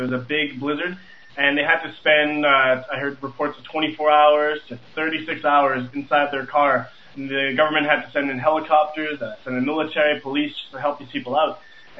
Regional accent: Montreal, Quebec, Canada; I'm from Montreal, Canada.

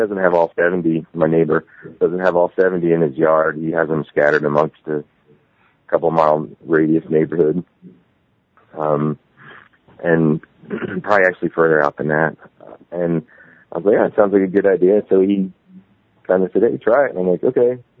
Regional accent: Woodbury Heights, New Jersey, United States; moved away as an adult; now in Hooper, United States; I grew up in New Jersey. I now live in Utah.

